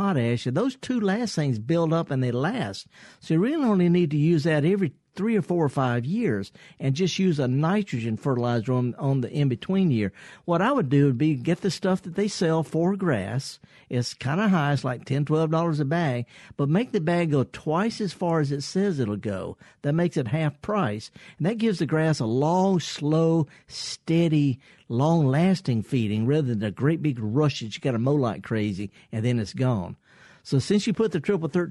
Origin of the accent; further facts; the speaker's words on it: Indianola, Mississippi, United States; I was raised in Indianola